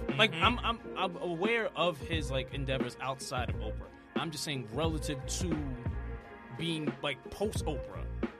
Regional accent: New York City, New York, United States; I'm from Queens.

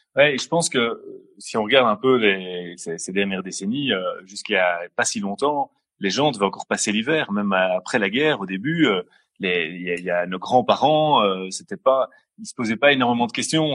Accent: Brussels, Brussels-Capital Region, Belgium; bruxellois depuis toujours, toujours.

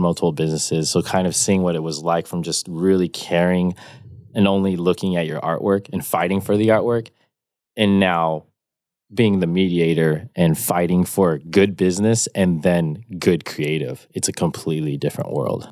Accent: Rancho Cucamonga, California, United States; I grew up in the suburbs of Rancho Cucamonga in the Inland Empire, um, Southern California.

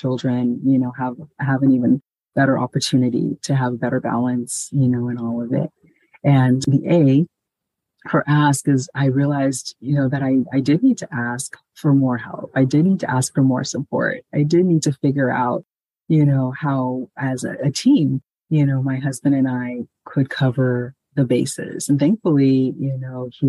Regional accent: Ghana; moved away; in my home country, Ghana, I know, especially when, you know, when I was a child, there were multiple layers of family all around us

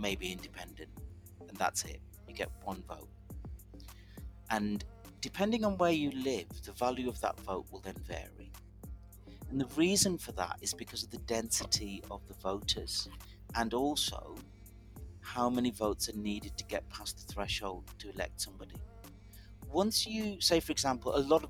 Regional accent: the Midlands, England, United Kingdom; where I grew up in the Midlands, everybody just voted Labour

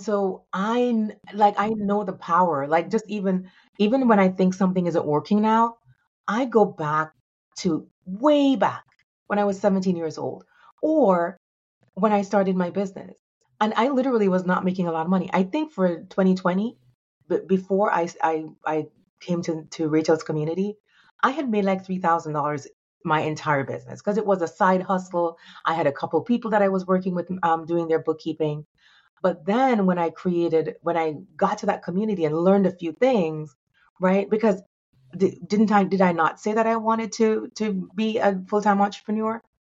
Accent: Jamaica; moved away; also born or lived in New York; I'm a, a young girl, um, growing up in Jamaica

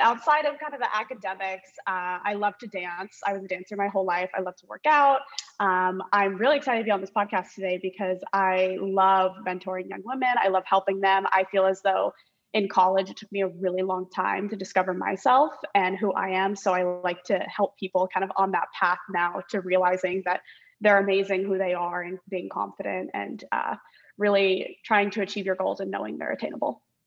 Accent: Orange County, California, United States; moved away as an adult; also born or lived in Los Angeles / Washington, D.C.; I'm originally from Orange County. California

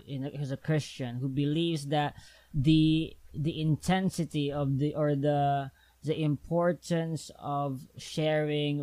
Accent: Philippines; I'm from the Philippines

